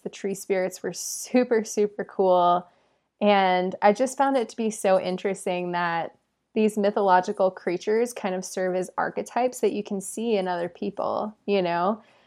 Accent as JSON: {"language": "English", "region": "England", "country": "United Kingdom", "tie": "born or raised there", "said": "my family is from England and I was born in England"}